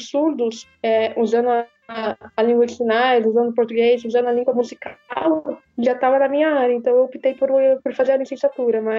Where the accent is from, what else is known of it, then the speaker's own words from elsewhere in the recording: Santa Branca, São Paulo, Brazil; now in São Caetano do Sul, Brazil; Eu sou do, de Santa Branca, interior de São Paulo, mas atualmente moro em São Caetano.